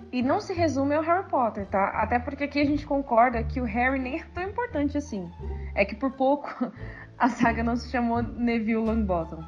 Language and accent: Portuguese; São Paulo, Brazil; eu sou de São Paulo.